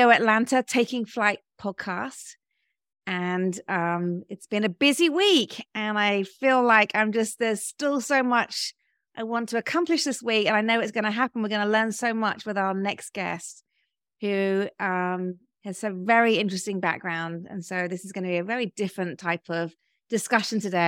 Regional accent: United Kingdom; moved away as an adult; also born or lived in London; now in Georgia, United States; being British

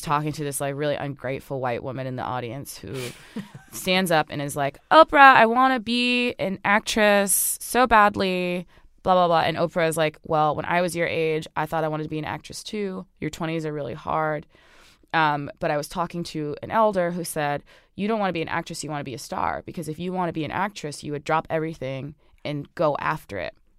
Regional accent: Orange, New Jersey, United States; I grew up on Sterling Avenue in Orange, New Jersey

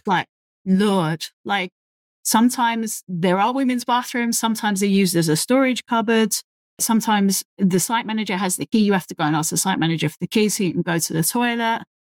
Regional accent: London, United Kingdom; accent: very London; based in the U K, if you can't tell by my very London accent

